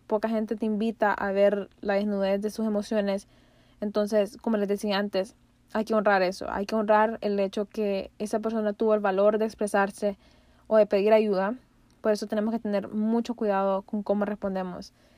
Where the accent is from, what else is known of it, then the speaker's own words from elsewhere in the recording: Honduras; como pueblo hondureño